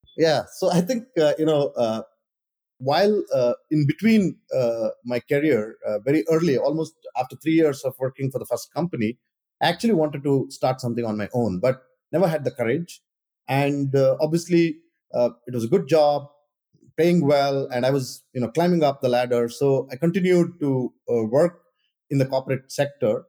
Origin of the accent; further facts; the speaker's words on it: India; moved away; I grew up in India